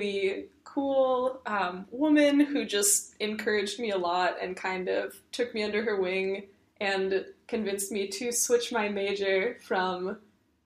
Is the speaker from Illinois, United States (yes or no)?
yes; suburbs of Chicago, Illinois, United States; moved away as an adult; now in San Francisco, United States; I'm actually from the suburbs of Chicago